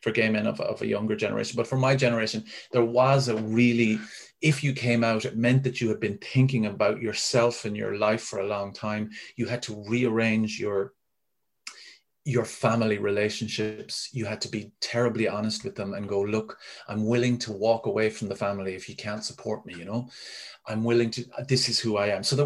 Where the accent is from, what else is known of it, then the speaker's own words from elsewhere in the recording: Ennis, Munster, Ireland; in Ennis when I was growing up